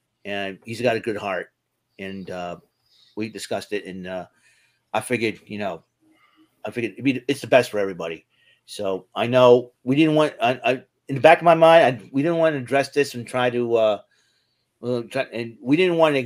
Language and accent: English; New Bedford, Massachusetts, United States; my hometown, Wings Over New Bedford